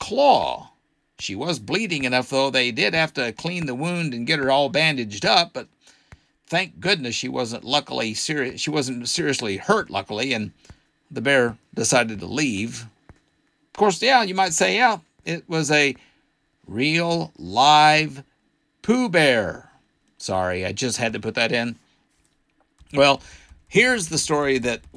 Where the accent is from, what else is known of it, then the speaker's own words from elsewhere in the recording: Arkansas, United States; my home state of Arkansas